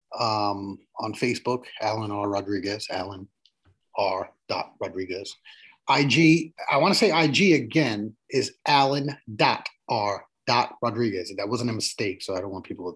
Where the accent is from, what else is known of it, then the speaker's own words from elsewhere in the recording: New York City, New York, United States; now in Westchester County, United States; I grew up in the South Bronx of New York City, you know, in the 80s and 90s